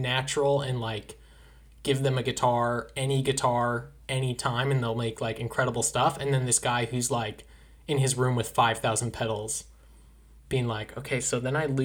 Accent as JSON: {"language": "English", "town": "Anaheim", "region": "California", "country": "United States", "tie": "born or raised there", "moved": "yes", "said": "I grew up in Anaheim, was there for a long time, then I left for the fog. I left for Cold Beach."}